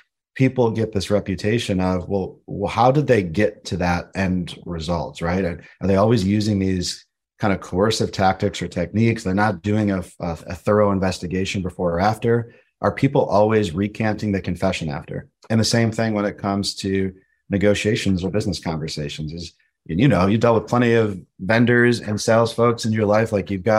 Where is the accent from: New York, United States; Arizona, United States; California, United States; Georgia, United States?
New York, United States; Buffalo; born there; I was born in Buffalo, New York, and I had an opportunity to move to Philadelphia for a job